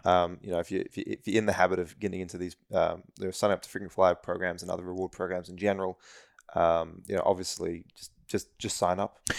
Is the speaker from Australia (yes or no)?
yes; Australia; as an Australian